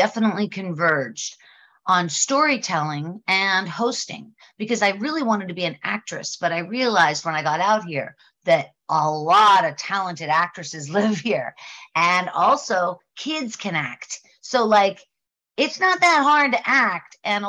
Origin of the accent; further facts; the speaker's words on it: Pittsburgh, Pennsylvania, United States; moved away as an adult; also born or lived in Colorado; now in Los Angeles, United States; I grew up in Pittsburgh. Yes, of course. Yeah. And I lived there until I was, I lived in Pittsburgh until I was a flight attendant. So I was moving. I was traveling a lot, and I lived in Colorado for a few years, but I essentially was in Pittsburgh